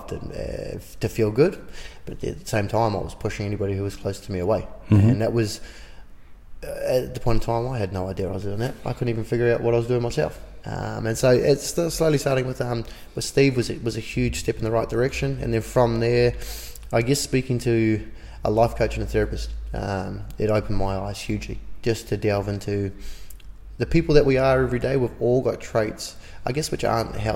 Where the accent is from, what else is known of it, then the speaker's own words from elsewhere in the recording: Auckland, New Zealand; growing up in West Auckland, a lot of the boys that grew up there